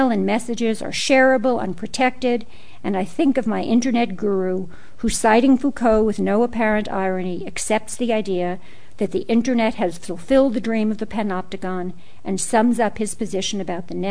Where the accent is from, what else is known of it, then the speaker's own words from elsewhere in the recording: New York City, New York, United States; growing up in Brooklyn in the 1950s. That's when I grew up.